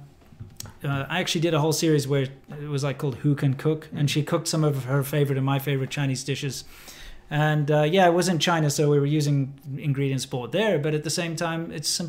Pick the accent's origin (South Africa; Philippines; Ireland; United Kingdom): South Africa; now in Long Beach, United States; I'm South African. I came from the racist capital of the world